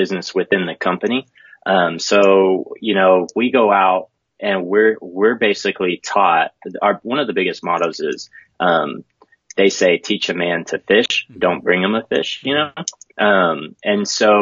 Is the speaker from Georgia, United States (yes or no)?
no; Clovis, New Mexico, United States; also born or lived in New Hampshire; now in Lubbock, United States; I grew up in Clovis, New Mexico